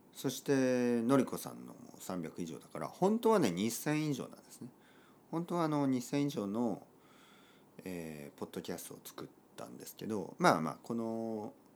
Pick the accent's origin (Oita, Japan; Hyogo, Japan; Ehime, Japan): Oita, Japan; Kyushu; moved away as an adult; also born or lived in Tokyo / London / Barcelona; 僕の出身は九州の大分県たくさんの温泉が出ています